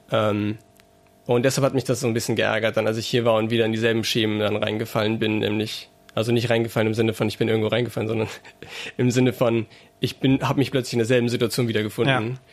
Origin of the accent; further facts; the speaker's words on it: Saarbrücken, Saarland, Germany; now in Mainz, Germany; in Saarbrücken zum Beispiel, wo ich herkomme